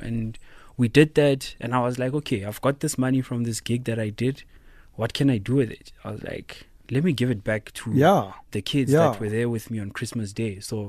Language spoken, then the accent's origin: English; Tembisa, Gauteng, South Africa; You know, Gauteng, I'm from Tembisa